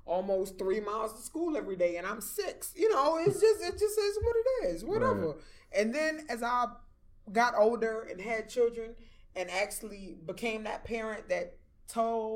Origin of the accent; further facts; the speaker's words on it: New York City, New York, United States; moved away; I'm from Flatbush. Mm. You know, I was born in Flatbush